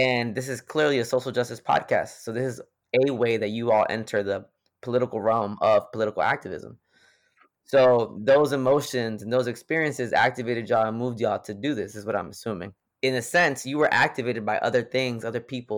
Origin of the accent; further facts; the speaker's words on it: Greensboro, North Carolina, United States; I'm from Greensboro, North Carolina